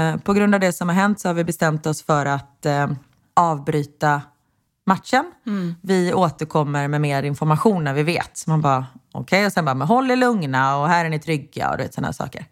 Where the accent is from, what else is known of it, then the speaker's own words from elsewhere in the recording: Sweden; now in Belgium; vi är svenskar